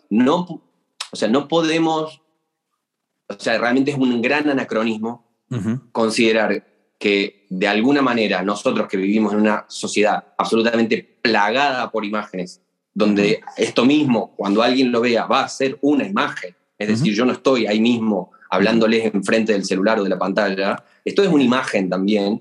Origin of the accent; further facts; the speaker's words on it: Argentina; moved away as an adult; also born or lived in Córdoba, Argentina / Siena, Italy; viví en, un pequeño pueblito, casi campo, del interior del interior de Argentina durante buena parte de mi, infancia